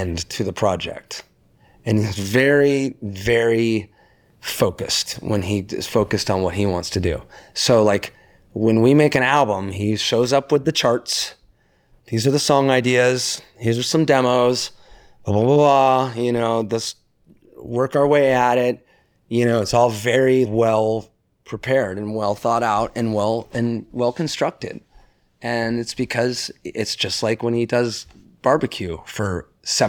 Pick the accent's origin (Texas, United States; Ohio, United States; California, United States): California, United States; Laguna Beach; I grew up in Laguna Beach where everyone was listening to reggae